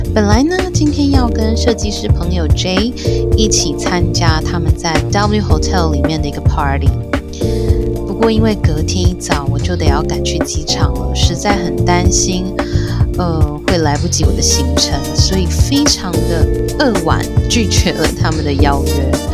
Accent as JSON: {"language": "Chinese", "country": "Taiwan", "said": "我们台湾这边，如果去庙里面，大家也是闻得到，呃，香的这样子的一种气息"}